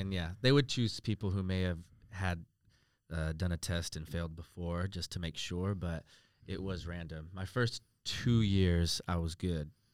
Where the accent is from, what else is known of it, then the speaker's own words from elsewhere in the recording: United States; moved away as an adult; now in Australia; coming from America, obviously, uh, living in Australia now the last four years